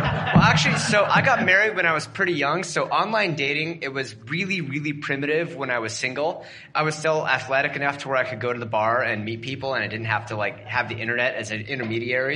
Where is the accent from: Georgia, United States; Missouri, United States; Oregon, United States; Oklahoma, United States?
Oregon, United States; Portland; my hometown, which is around Portland, Oregon